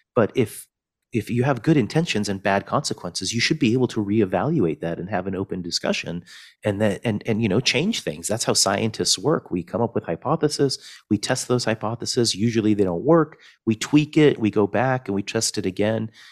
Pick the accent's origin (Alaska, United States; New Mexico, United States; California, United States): California, United States; Fresno; also born or lived in Wrocław, Poland / Chicago, Illinois; eventually I grew up in Fresno, California.